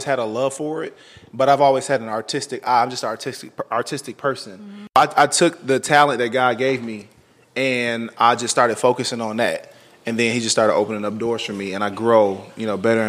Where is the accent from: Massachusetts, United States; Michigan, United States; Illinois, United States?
Michigan, United States; Flint; moved away as an adult; also born or lived in Detroit, Michigan / Atlanta; I'm from Flint, Michigan, originally.